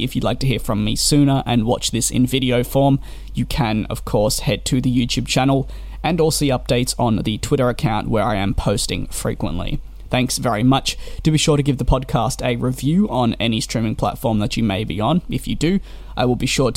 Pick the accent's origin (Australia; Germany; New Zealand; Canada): Australia; Being Australian myself